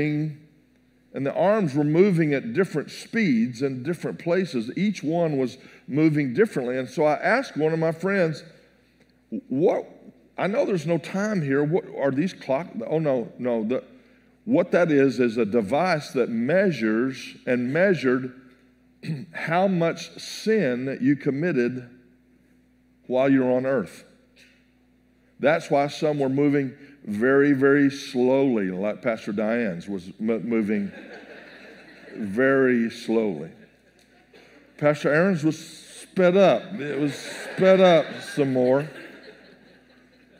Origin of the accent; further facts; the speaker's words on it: Texas, United States; I'm from Texas.